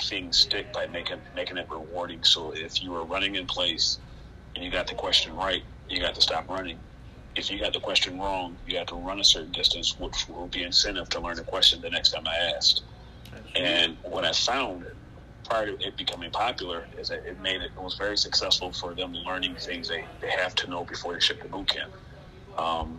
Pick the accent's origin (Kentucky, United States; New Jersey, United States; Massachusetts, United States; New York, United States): New York, United States; Rochester; I am from Rochester originally. I grew up on the west side of Rochester